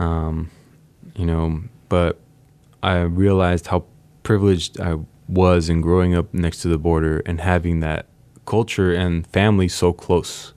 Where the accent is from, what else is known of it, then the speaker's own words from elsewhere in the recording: San Diego, California, United States; first language Spanish; English is a second language; also born or lived in Tijuana, Mexico; I grew up in San Diego